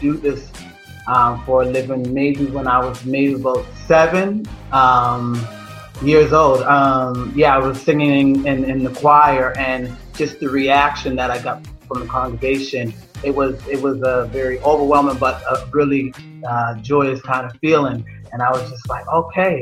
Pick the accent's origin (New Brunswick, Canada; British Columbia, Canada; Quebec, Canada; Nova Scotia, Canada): Nova Scotia, Canada; now in Toronto, Canada; I'm originally from Nova Scotia in Canada, the province of Nova Scotia